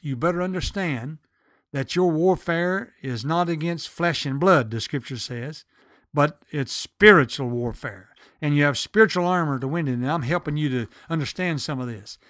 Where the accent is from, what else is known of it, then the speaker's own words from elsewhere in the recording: the South, United States; accent: southern; I'm from the South